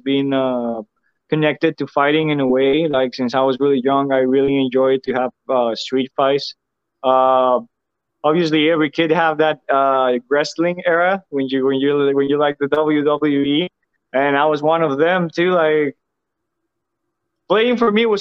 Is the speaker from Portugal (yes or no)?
no; Mexico; moved away as an adult; now in United States; it's where I'm from. It's my country.